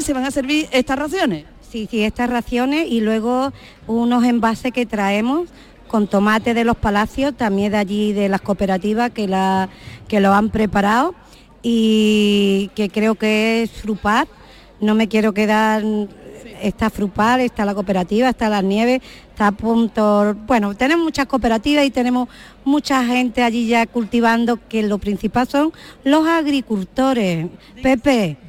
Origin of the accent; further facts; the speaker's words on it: Andalusia, Spain; Yo soy cocinera porque soy andaluza y soy de pueblo